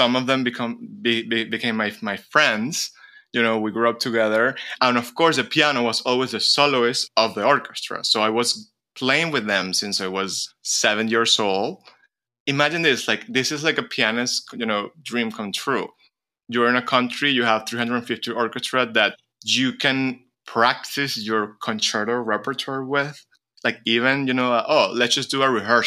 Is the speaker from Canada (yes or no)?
no; Venezuela; moved away as an adult; also born or lived in United States; growing up in a country where, first of all, a country which is completely full of immigrants